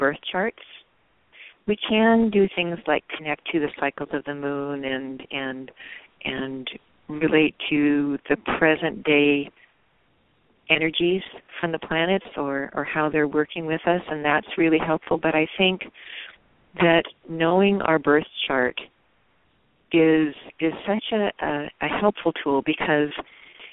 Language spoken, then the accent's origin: English; the Bay Area, California, United States; now in Seattle, United States; I grew up in the Bay Area